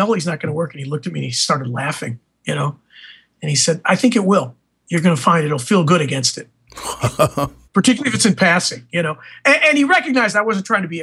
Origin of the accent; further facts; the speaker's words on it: Chicago, Illinois, United States; I'm from Chicago.